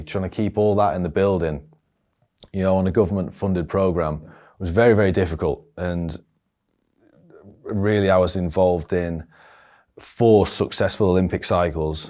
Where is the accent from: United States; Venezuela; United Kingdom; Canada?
United Kingdom; Barnsley, Yorkshire and the Humber; also born or lived in Denby Dale; I was from Barnsley in, uh, it's in the north of England.